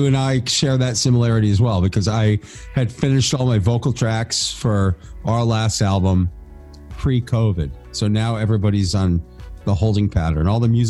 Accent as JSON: {"language": "English", "region": "Massachusetts", "country": "United States", "also_born_or_lived": "South Florida", "moved": "yes", "said": "I'm originally from Massachusetts"}